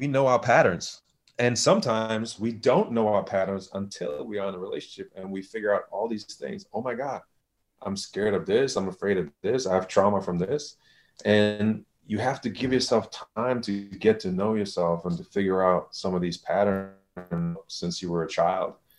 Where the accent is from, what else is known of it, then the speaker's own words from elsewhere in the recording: Germany; moved away; I'm from Germany.